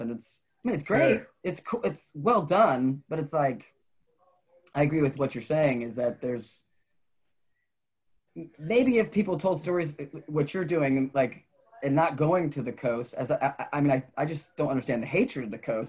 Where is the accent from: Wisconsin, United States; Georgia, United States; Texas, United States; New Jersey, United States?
Georgia, United States; Savannah; also born or lived in New York / Florida / Coral Springs, Florida; now in Dallas, United States; I was raised in the South. I was raised in Savannah, Georgia, and there's just a friendliness, and that's why I think I moved to Dallas because we lived here for a little bit, and I moved to Florida with my folks, but then I moved back to Dallas